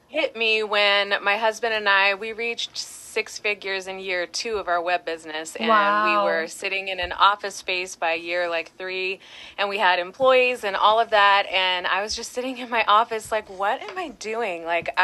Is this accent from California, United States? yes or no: yes; Long Beach, California, United States; So I was born in Long Beach and I come from a long generation of Californians, so it just makes sense that I stay put here.